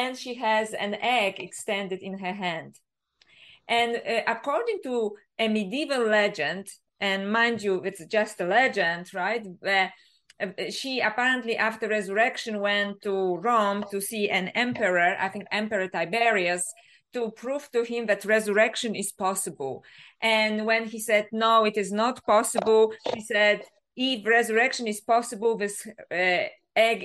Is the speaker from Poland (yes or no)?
yes; Poland; English is a second language; now in Australia; Because I originally grew up in Poland, so that's why my accent, if people wonder. I live in Australia now, but I'm originally from Poland.